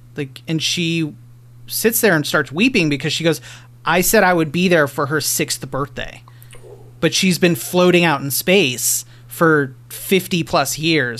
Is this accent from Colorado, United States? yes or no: yes; Lafayette, Colorado, United States; I worked at the local video shop in Lafayette where I grew up outside of Boulder